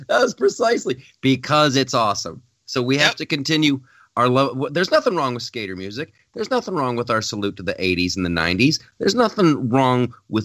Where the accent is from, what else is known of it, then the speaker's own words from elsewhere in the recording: Ohio, United States; the state of Ohio, my home state